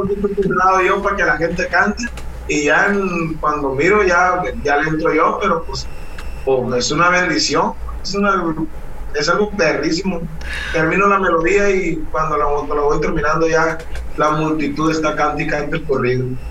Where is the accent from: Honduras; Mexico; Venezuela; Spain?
Mexico; Guamúchil, Sinaloa; also born or lived in La Trinidad, Guasave, Sinaloa; now in Culiacán, Mexico; Originario soy de la Trinidad, Guasave, Sinaloa, ah. toda mi vida. A los tres años me llevaron a vivir a Guamuchi, toda mi vida la viví en Guamuchi hasta los 21 años